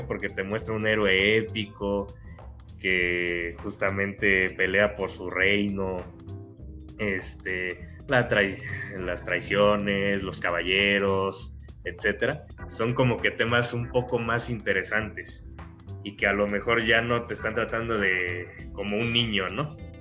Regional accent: Mexico; lo que somos los mexicanos

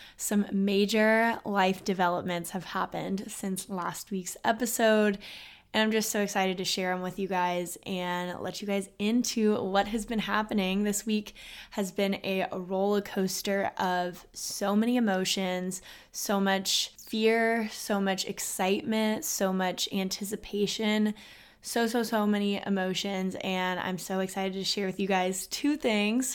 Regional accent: Austin, Texas, United States; I'm actually from Austin, Texas, and both my parents went to U T

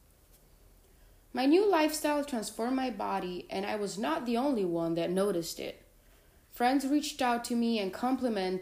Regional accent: Florence, Tuscany, Italy; moved away as an adult; I was born and raised in Florence, Italy

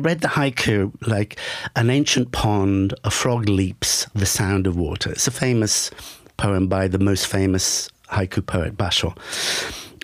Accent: Shropshire, West Midlands, United Kingdom; born or raised there; moved away as an adult; also born or lived in London / Japan; now in Istanbul, Turkey

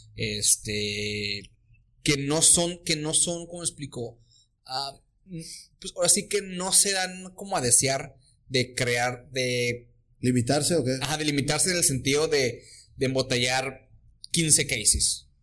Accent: Mexico; Venimos de México

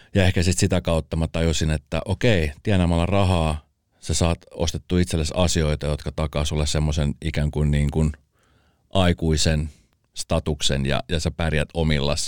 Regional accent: Espoo, Uusimaa, Finland; born or raised there

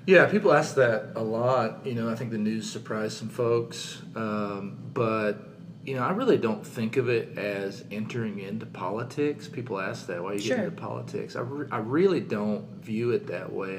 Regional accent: southern Missouri, United States; moved away as an adult; also born or lived in St. Louis, Missouri; now in Katy, United States; I grew up in southern Missouri

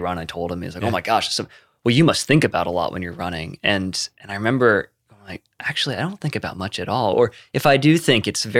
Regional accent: the South, United States; I come from a place of real privilege, particularly growing up in the South

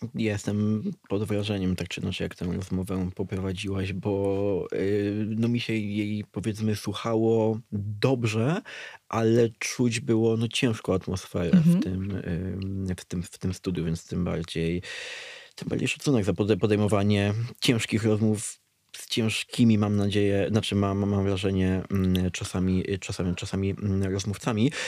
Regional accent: Dębica, Subcarpathian Voivodeship, Poland; moved away; Ja pochodzę z Dębicy, która jest no, miastem powiatowym

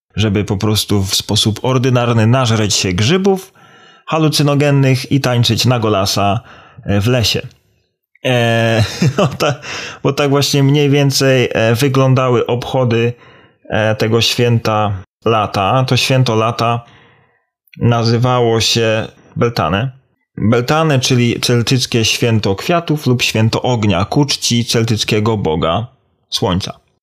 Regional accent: Poland; now in Ireland; jako dumny Polak z krwi i kości

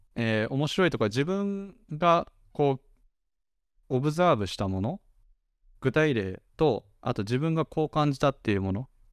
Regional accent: Japan; born or raised there

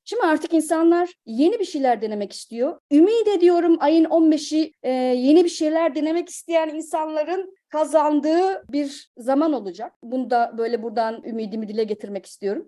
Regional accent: Kütahya, Turkey; moved away as an adult; also born or lived in Ankara / Bodrum / Istanbul; now in Hamburg, Germany; Kütahya doğumluyum.

